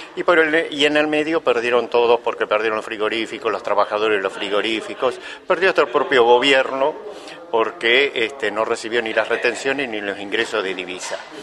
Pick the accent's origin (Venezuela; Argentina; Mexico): Argentina; Buenos Aires Province; soy bonaerense